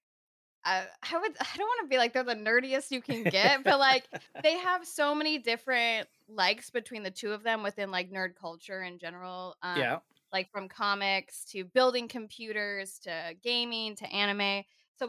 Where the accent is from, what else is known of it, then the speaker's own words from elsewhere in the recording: Southern California, United States; I'm from Southern California